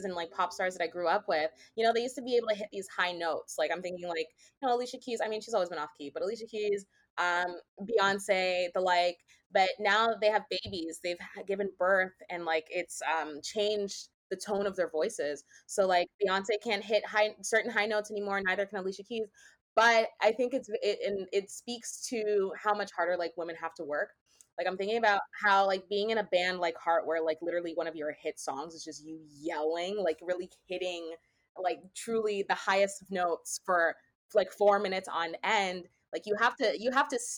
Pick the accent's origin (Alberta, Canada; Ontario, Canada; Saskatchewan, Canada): Ontario, Canada; Brampton; I grew up in Brampton in a time where there weren't a lot of black people